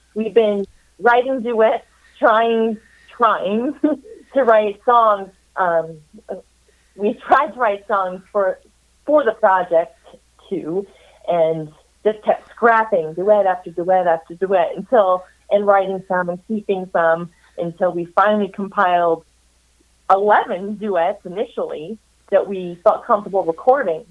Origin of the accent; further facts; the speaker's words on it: Spearfish, South Dakota, United States; also born or lived in Baker, Montana / Minneapolis, Minnesota / Chicago, Illinois; now in Eureka Springs, United States; my family moved to a town of um, about 10,000 people in western South Dakota, Spearfish, South Dakota